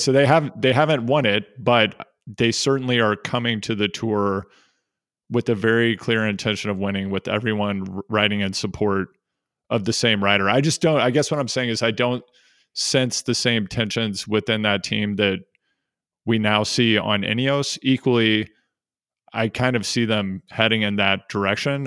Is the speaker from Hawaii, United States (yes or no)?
no; Missouri, United States; I grew up in Missouri